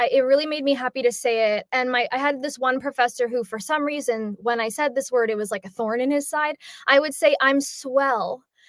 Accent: New York, United States; now in Tennessee, United States; Tennessee. Originally from New York, though.

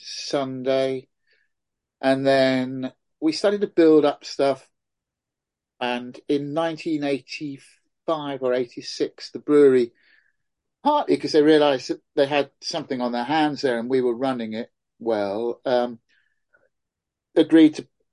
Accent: Oxfordshire, South East England, United Kingdom; I grew up in Oxfordshire.

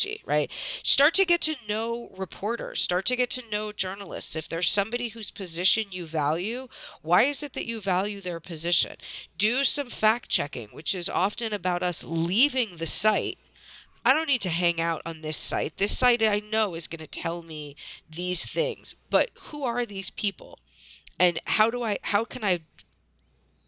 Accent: United States; moved away; also born or lived in New York City; I grew up in outside of Washington, D.C.

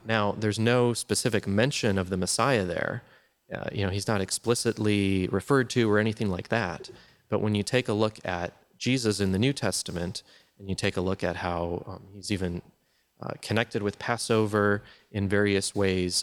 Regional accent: Wisconsin, United States; I grew up in Wisconsin, which is the land of cheese and, uh, Green Bay Packers

